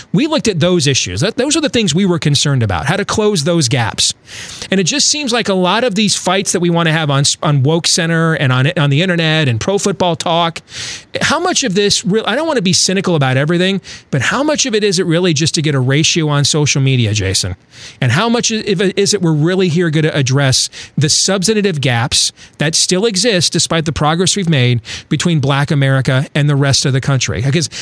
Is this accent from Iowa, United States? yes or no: yes; Iowa, United States; I live in Iowa